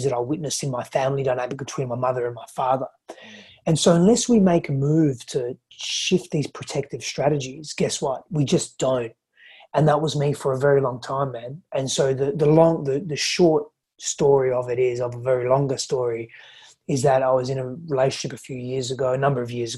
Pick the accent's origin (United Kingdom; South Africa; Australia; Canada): Australia; also born or lived in Greece; I was born in Australia. I grew up though in Greece and Australia